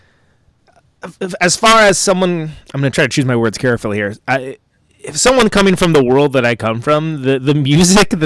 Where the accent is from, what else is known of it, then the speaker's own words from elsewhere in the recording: West Coast, United States; I come from the West Coast